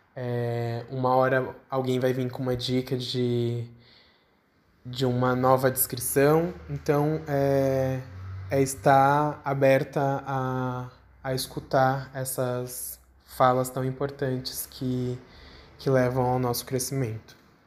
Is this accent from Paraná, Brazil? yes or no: no; São Paulo, Brazil; eu tenho 26 anos, eu sou de São Paulo